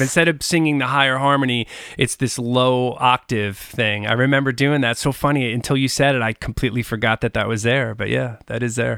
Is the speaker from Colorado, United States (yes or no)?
no; Long Island, New York, United States; growing up on Long Island